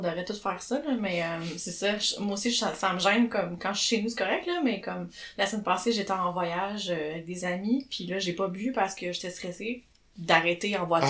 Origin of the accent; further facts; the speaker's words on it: Chambly, Quebec, Canada; aux gens de mon Patelin, Chambly, ah, Richelieu, Marieville